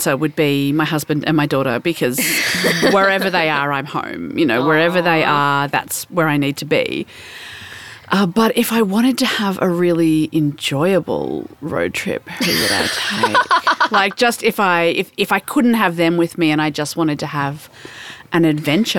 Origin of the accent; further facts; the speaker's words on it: Melbourne, Victoria, Australia; I'm from Melbourne